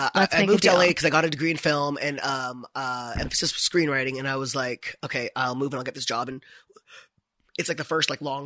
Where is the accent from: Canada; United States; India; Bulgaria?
India; But I never started living as like an actual gay, I'm Indian man.